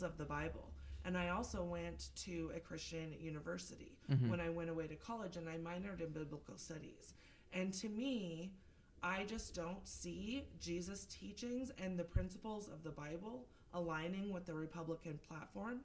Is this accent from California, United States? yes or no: no; Seattle, Washington, United States; also born or lived in Eugene, Oregon; now in Kootenai County, Idaho, United States; I grew up in Seattle, and I also spent over 12 years in Eugene, Oregon